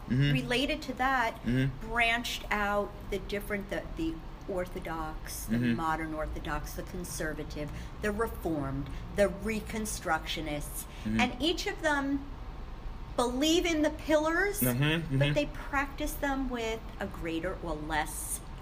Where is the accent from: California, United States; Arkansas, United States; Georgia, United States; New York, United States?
New York, United States; Woodmere; moved away as an adult; also born or lived in Philadelphia; now in Bala Cynwyd, United States; Woodmere, Long Island. Okay. The neighborhood I grew up in is not that dissimilar from the main line.